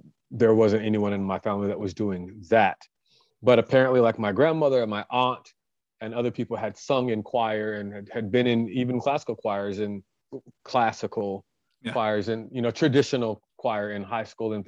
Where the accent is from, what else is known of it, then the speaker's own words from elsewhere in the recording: Dallas, Texas, United States; now in Russellville, Arkansas, United States; I was born in Dallas, Texas, on September 10th, 1985